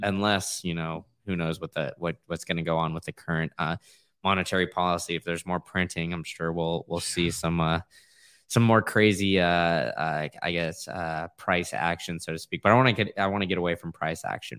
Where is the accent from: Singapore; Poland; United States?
United States; Austin, Texas; now in Tampa, United States; I grew up in Austin